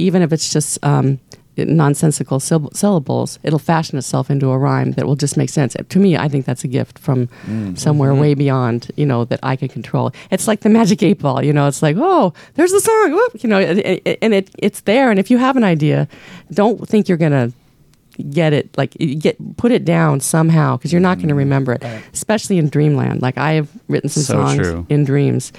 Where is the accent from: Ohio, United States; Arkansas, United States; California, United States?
California, United States; Newport Beach; we were raised in Balboa Island